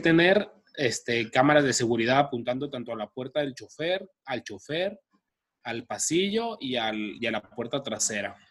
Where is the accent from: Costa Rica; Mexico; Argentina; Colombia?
Mexico; Guadalajara, Jalisco; nosotros somos de Guanatos.